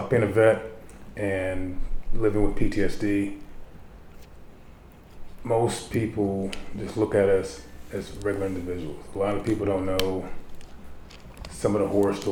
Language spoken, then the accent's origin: English; Baltimore, Maryland, United States; Growing up in Baltimore, I grew up maybe about 10 blocks from Freddie Gray